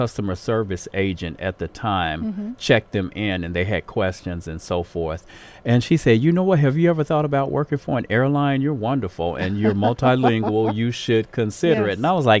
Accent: Baltimore, Maryland, United States; moved away as an adult; now in Chicago, United States; I grew up in that area.

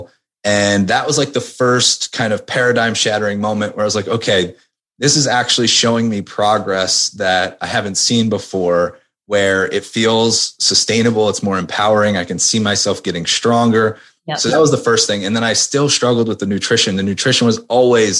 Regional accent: outside of Philadelphia, Pennsylvania, United States; moved away; also born or lived in Maryland; I grew up outside of Philadelphia

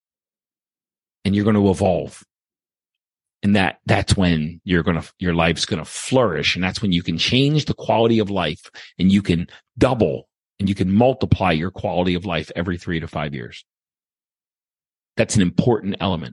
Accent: Baltimore, Maryland, United States; also born or lived in Okinawa, Japan; now in St. Charles, Missouri, United States; I was from Baltimore

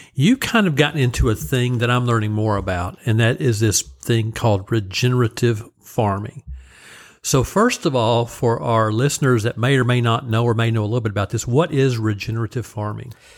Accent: Oklahoma, United States; growing up in Oklahoma

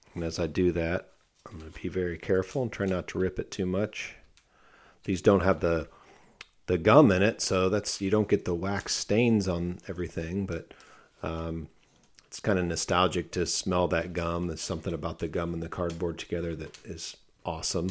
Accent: Akron, Ohio, United States; moved away; also born or lived in Cincinnati, Ohio; I'm from the Akron, Ohio area

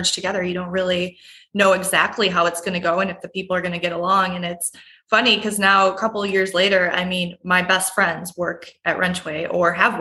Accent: Wausau, Wisconsin, United States; I grew up in Wausau, Wisconsin, which is right in central Wisconsin

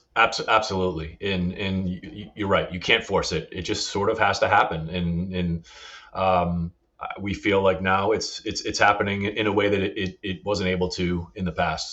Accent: Northern Rhode Island, United States; also born or lived in South County, Rhode Island; I didn't grow up here. I grew up in Northern Rhode Island

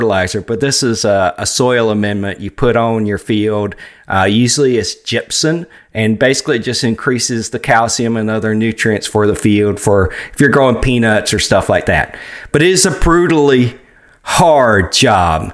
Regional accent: Georgia, United States; where I grew up in Georgia

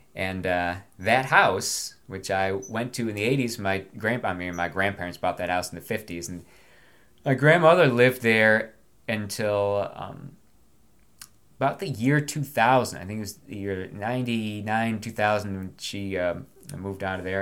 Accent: Binghamton, New York, United States; moved away as an adult; also born or lived in Virginia; now in Loudoun County, Virginia, United States; This is being recorded in my hometown of Binghamton, New York

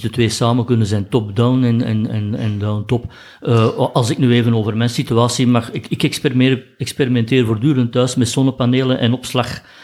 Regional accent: Flanders, Belgium; wij als Belgen ook met, met ons land geen, geen emotionele band hebben

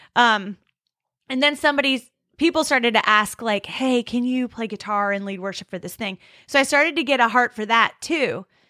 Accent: California, United States; I'm from California.

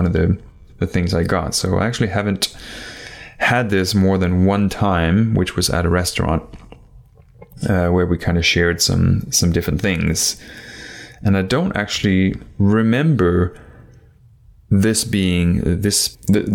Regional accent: Denmark; moved away; I am actually originally from Denmark

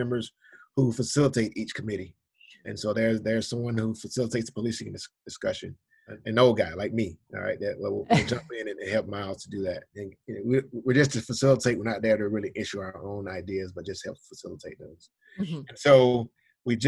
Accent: Georgia, United States; my home state of Georgia

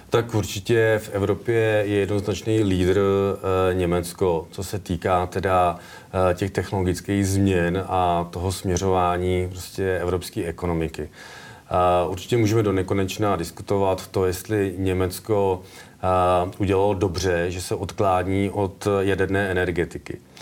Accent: Kladno, Central Bohemian Region, Czechia; moved away; also born or lived in Plzeň; protože pocházím vlastně z Kladna, nebo chodil jsem do Kladna na průmku, tak a můj táta dělal celý život v kladenské poldovce

